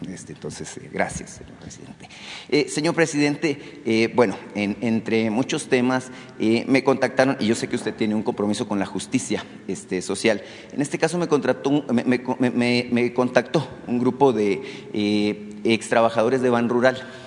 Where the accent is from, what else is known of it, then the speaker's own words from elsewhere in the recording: Sonora, Mexico; soy de Sonora